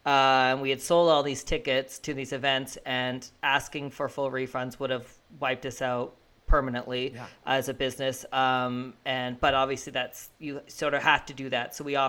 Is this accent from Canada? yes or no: yes; Fredericton, New Brunswick, Canada; I'm from Fredericton